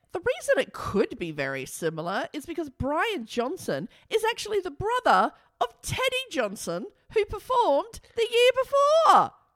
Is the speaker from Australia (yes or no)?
yes; Australia; our country, Australia